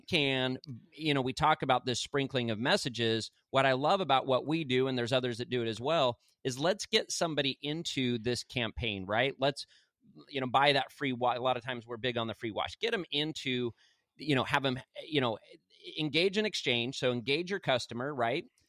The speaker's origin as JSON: {"language": "English", "region": "Arizona", "country": "United States", "moved": "yes", "lives_now": "Santa Rosa Beach, United States", "said": "I'm from Arizona"}